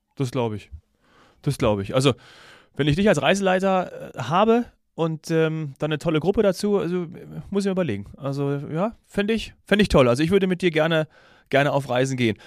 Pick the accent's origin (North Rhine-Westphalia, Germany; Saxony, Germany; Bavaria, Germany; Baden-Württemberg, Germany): Bavaria, Germany; Munich; als Münchner hat mich das natürlich ein bisschen getroffen